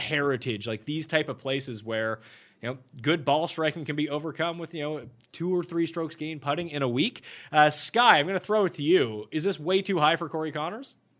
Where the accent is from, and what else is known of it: Canada